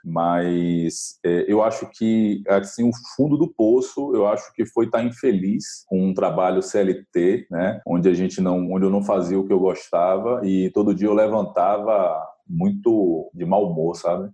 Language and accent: Portuguese; Mata de São João, Bahia, Brazil; also born or lived in Salvador; eu nasci na capital, aqui em Salvador, é, fui morar bem pequeno na roça, eu me criei como homem na roça